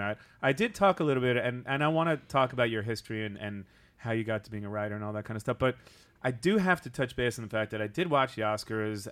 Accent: Long Island, New York, United States; we are both from Long Island

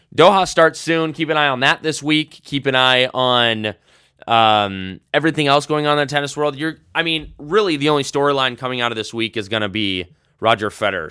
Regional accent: United States; accent: American; my English accent, American accent

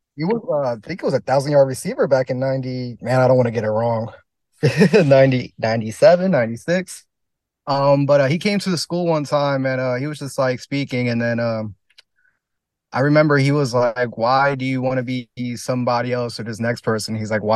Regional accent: New Jersey, United States; So like where I'm from, it's like a mix, you know. It's like, it's farms. It's a little bit, I guess you could say hood, but then it's also beach and just city life just about 40 minutes from here.

